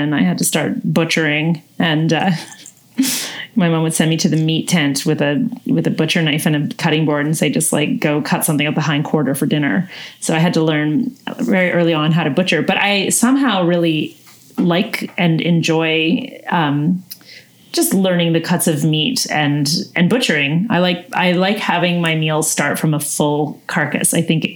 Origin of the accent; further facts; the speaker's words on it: Northern BC, British Columbia, Canada; I'm from the Peace region